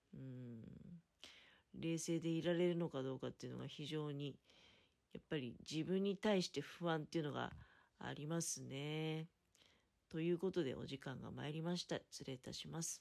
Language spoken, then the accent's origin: Japanese; Tokamachi, Niigata, Japan; 実家の、ただ、人たちはね、十日町の人